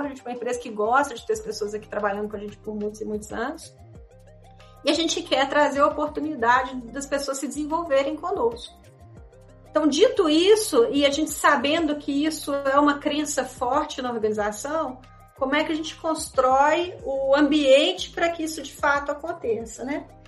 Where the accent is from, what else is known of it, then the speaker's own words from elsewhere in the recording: Minas Gerais, Brazil; eu sou mineira